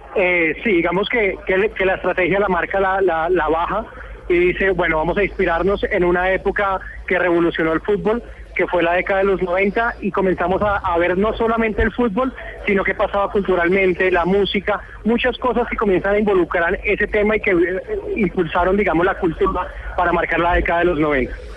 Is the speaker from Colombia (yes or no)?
yes; Colombia; todos todos somos colombianos